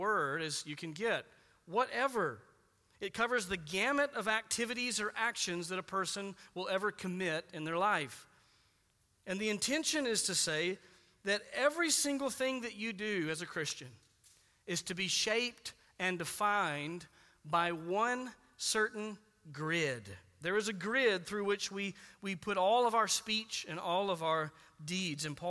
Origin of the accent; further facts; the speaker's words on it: United States; we're Americans